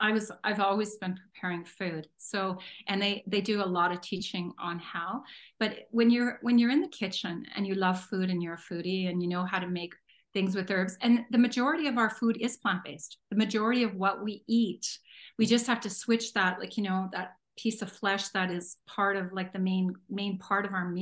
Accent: Northern Ontario, Canada; now in Alberta, Canada; we lived way in the middle of the bush in Northern Ontario, and so my dad would only go get a bit of fresh stuff once in a while

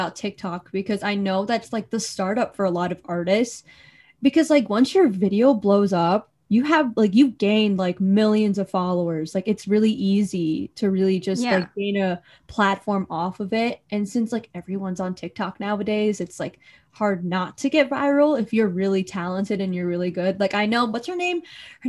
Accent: Philippines; Because maybe because we're both Filipino, we're both talking about this

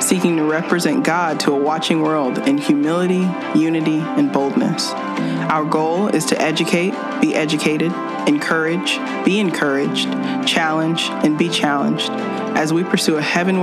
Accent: Lubbock, Texas, United States; now in Ames, United States; I am from Lubbock, Texas, West Texas

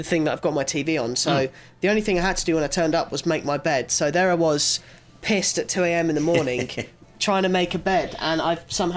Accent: Copthorne, South East England, United Kingdom; also born or lived in Guildford; I know the area really well. Of course, I've grown up around here

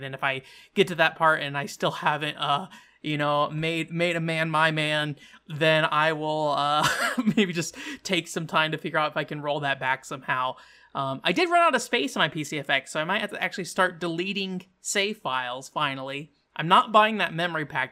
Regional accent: United States; an American

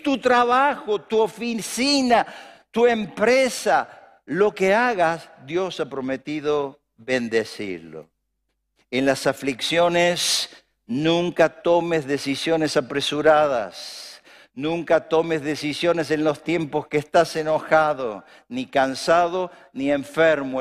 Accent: Argentina; Acá vamos a prosperar en Argentina, en mi tierra, en mi ciudad

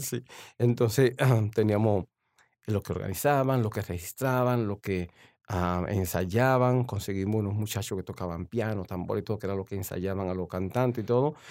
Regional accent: San Pedro de Macorís, Dominican Republic; also born or lived in La Romana, Dominican Republic / Washington DC area, United States; now in Washington, United States; ya me crié en San Pedro de Macorís, ya ahí la ciudad de los peloteros.

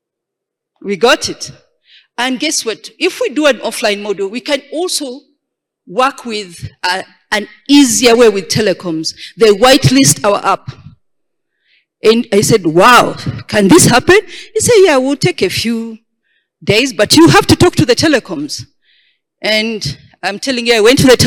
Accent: Uganda; I come from Uganda

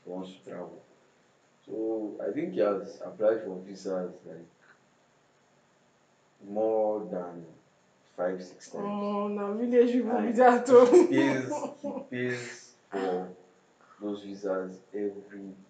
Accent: Jos, Plateau, Nigeria; also born or lived in Abuja; now in Lagos, Nigeria; I was born in Jos

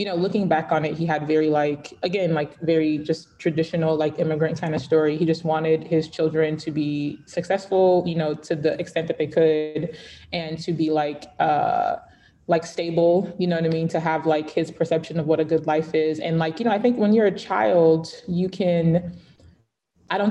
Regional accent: Atlanta, Georgia, United States; born or raised there; also born or lived in Lagos, Nigeria

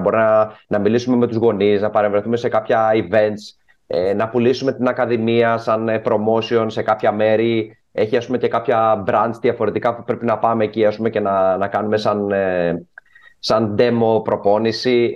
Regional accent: Greece; moved away as an adult; now in United Arab Emirates; όταν ήμουν μικρό στην Ελλάδα, είμαι γεννημένο το 85

